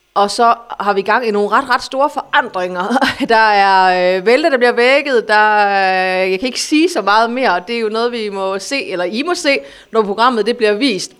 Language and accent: Danish; Aarhus, Central Denmark Region, Denmark; jeg er fra Aarhus.